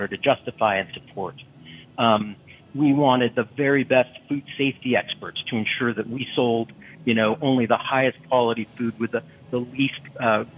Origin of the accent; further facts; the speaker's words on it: Austin, Texas, United States; my hometown here in Austin, Texas